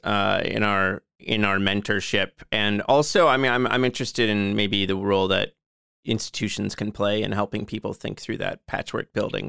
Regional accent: Joliet, Illinois, United States; my hometown of Joliet.

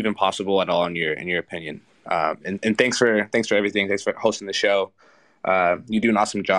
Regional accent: United States; moved away as an adult; now in Kazakhstan; I'm over in Kazakhstan. I'm an American living here, working as an expat.

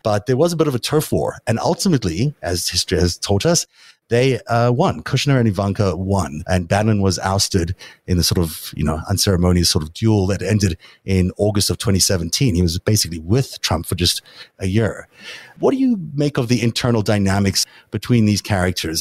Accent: South Africa; now in United States; I grew up in South Africa

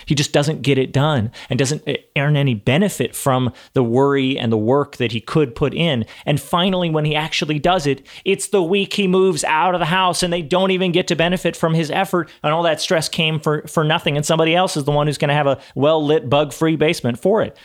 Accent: Texas, United States; I'm from Texas

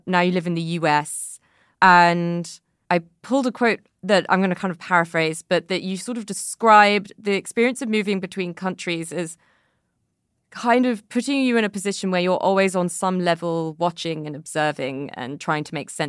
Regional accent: United Kingdom; as a British person, I feel like I'm deeply unconfrontational and also unable to talk about my feelings.

